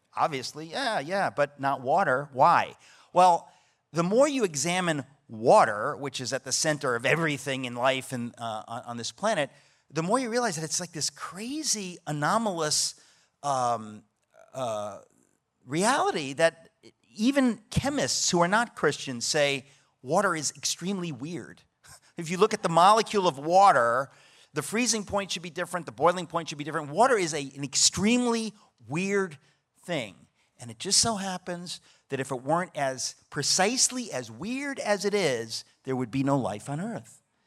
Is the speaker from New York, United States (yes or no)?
yes; New York, United States; I'm a New Yorker